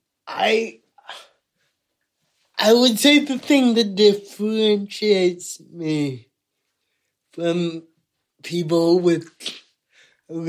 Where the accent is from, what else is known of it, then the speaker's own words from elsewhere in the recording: United States; now in United Kingdom; I'm American